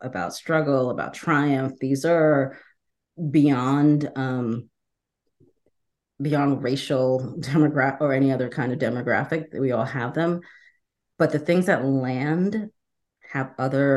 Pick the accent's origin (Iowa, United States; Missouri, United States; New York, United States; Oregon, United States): New York, United States; New York City; also born or lived in Trinidad, Trinidad and Tobago; I was born in Trinidad in the West Indies. I grew up in the Bronx